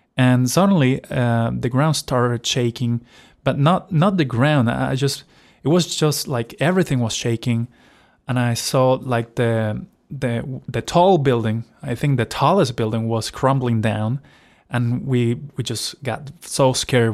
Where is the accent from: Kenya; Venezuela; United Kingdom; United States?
Venezuela; moved away; So, I am originally from Venezuela. So, I was, of course, between seven to nine years old. I was still living there